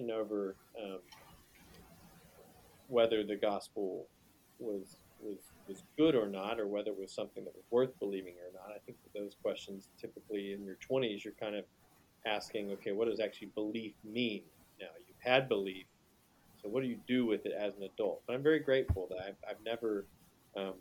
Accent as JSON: {"language": "English", "town": "Salisbury", "region": "North Carolina", "country": "United States", "tie": "born or raised there", "also_born_or_lived": "Charlotte, North Carolina", "moved": "yes", "lives_now": "Michigan, United States", "said": "grew up in an oldish town in North Carolina. I'm from Salisbury, and that's where I was reared"}